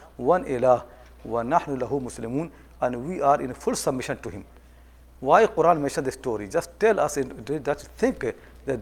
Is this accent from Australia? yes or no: no; India; I'm coming from India